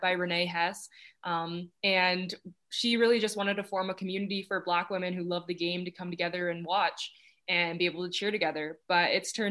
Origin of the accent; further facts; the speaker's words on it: Toronto, Ontario, Canada; moved away; I'm excited to take that back to my hometown